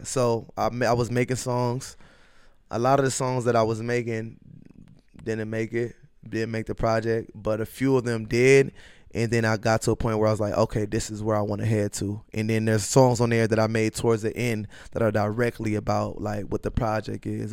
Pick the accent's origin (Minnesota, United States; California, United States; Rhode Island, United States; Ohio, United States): Minnesota, United States; Minneapolis; also born or lived in Norman, Oklahoma / Macedonia / Los Angeles; I grew up in North Minneapolis.